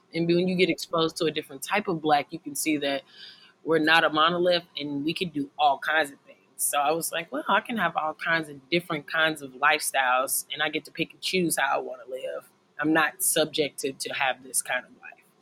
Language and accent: English; Lexington, Kentucky, United States; I grew up in Lexington